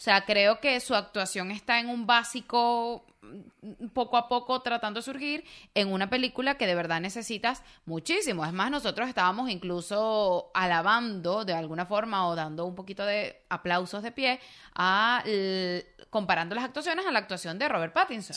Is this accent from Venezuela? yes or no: yes; Venezuela